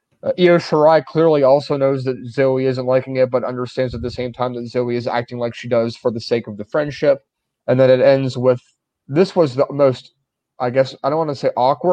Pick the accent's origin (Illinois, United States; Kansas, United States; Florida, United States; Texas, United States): Kansas, United States; but to say that, no, I'm from Kansas, that's like you're implying that it's a very rare thing